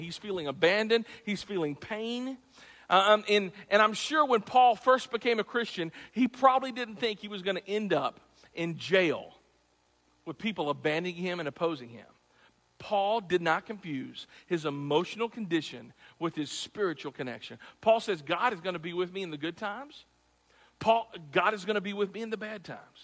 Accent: Clarksville, Tennessee, United States; I'm from Tennessee, Clarksville

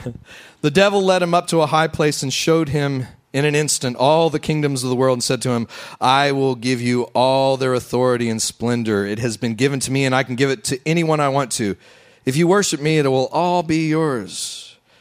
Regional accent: West Texas, United States; now in Louisiana, United States; I grew up out in West Texas.

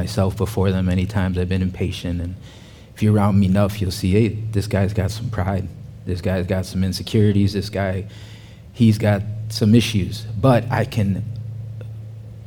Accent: Chicago, Illinois, United States; moved away as an adult; now in Fayetteville, United States; I'm originally from the Chicagoland area. Growing up in the Chicagoland area

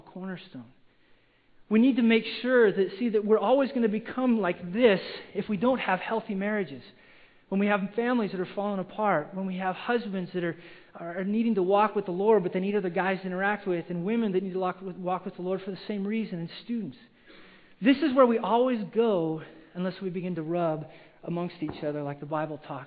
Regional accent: Wyoming, United States; now in Simi Valley, United States; I grew up in Wyoming, which is it's a cowboy state

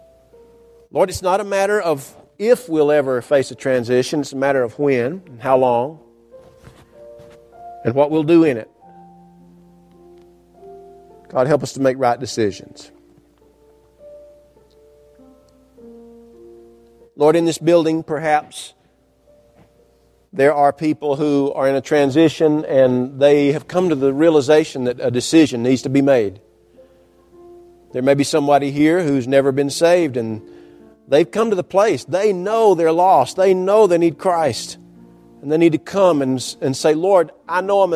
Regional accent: North Georgia, United States; I was growing up in North Georgia.

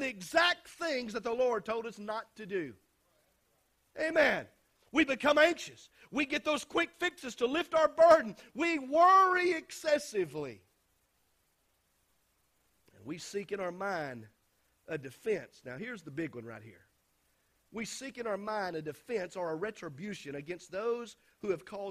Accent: United States; born or raised there

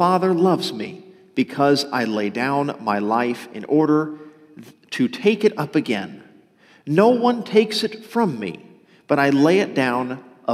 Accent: outside of Dallas, Texas, United States; also born or lived in southern Louisiana (family ancestry); I was born in Texas, outside of Dallas, actually, but most of my family for several generations have come from the southern Louisiana area

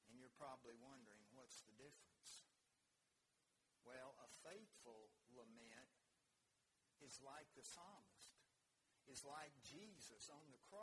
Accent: United States

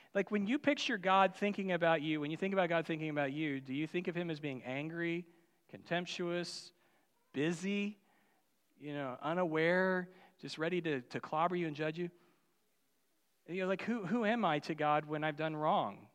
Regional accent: Union, Missouri, United States; I grew up in Union, Missouri

